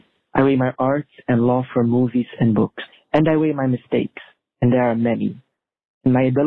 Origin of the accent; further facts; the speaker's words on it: Belgium; I'm from Belgium.